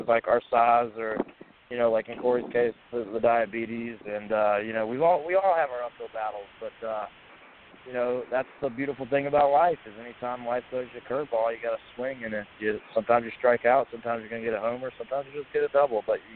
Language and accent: English; Columbia, South Carolina, United States; Columbia, South Carolina, which is my hometown